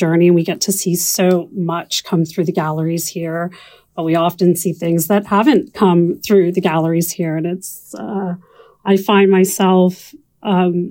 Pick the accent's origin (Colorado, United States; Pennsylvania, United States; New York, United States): Pennsylvania, United States; Philadelphia; I am from the Philadelphia area.